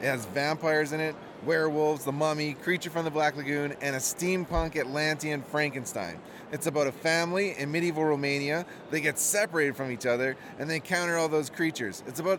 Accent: Kelowna, British Columbia, Canada; I'm from Kelowna, BC, Canada

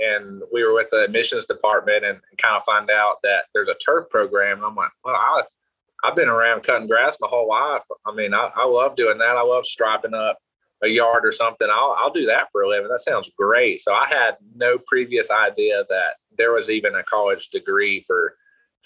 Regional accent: Hendersonville, North Carolina, United States; moved away as an adult; also born or lived in El Paso; now in Hickory, United States; I'm originally from Hendersonville, North Carolina, which is where I grew up

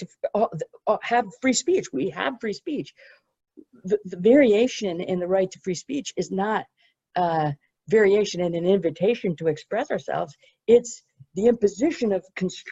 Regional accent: United States; my home country of the United States

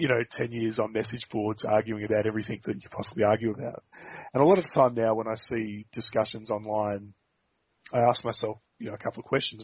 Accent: Australia; as an Australian

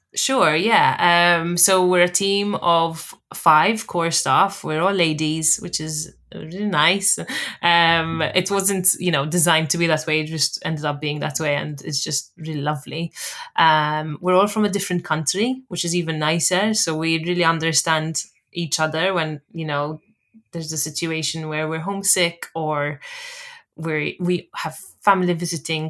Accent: Malta; moved away as an adult; also born or lived in Sheffield, England / London, England; now in Edinburgh, United Kingdom; I'm from Malta originally, but I currently reside in Edinburgh, Scotland

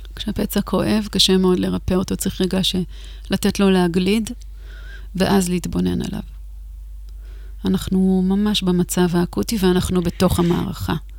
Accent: the Galilee and the Golan, Northern District, Israel; אני בילדות שלי גדלתי בגליל ובגולן

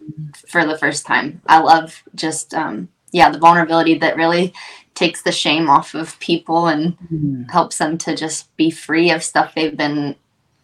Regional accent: Ohio, United States; I'm from Ohio, super small town in Ohio

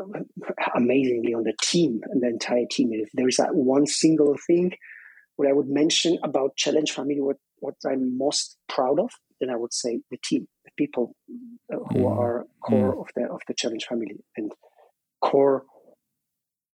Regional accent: southwest Poland, Poland; moved away as an adult; I was born in Poland, in the southwest of Poland, which used to be German part

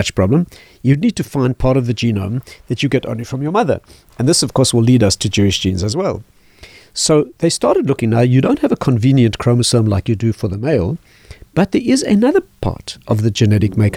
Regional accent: South Africa; I was raised in South Africa

